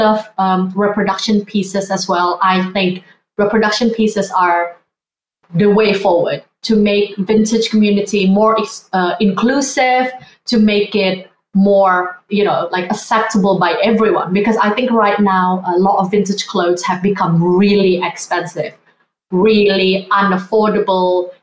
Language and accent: English; Indonesia; also born or lived in Sydney, Australia; now in London, United Kingdom; I grew up in Indonesia, growing up Asian as well